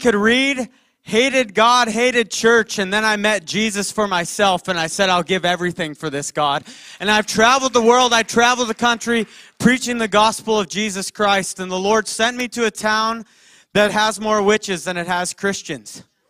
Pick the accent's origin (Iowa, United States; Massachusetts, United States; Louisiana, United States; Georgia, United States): Iowa, United States; Clear Lake; moved away as an adult; I'm from Clear Lake, Iowa.